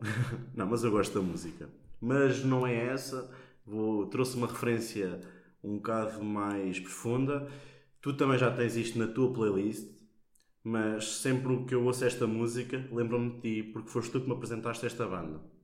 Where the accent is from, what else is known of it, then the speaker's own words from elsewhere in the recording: Portugal; moved away as an adult; now in Coimbra, Portugal; Eu gosto muito de onde venho. Eu não troco Santa Mar da Boiça por nada. É a minha terra.